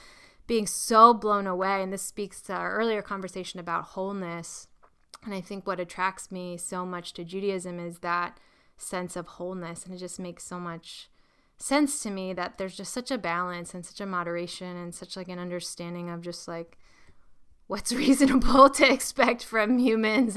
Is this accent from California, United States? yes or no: no; Long Island, New York, United States; I grew up on Long Island